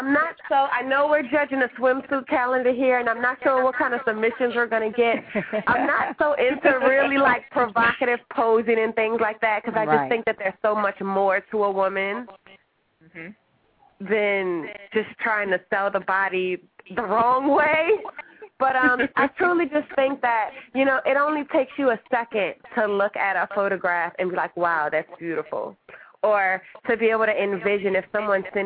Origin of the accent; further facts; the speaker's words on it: New Orleans, Louisiana, United States; moved away as an adult; I'm from New Orleans, Louisiana